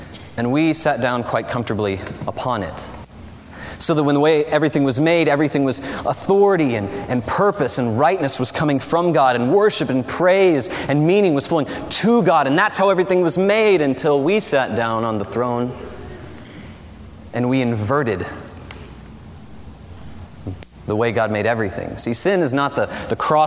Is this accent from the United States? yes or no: yes; the South, United States; a city in the south where I grew up, where monster truck driving is popular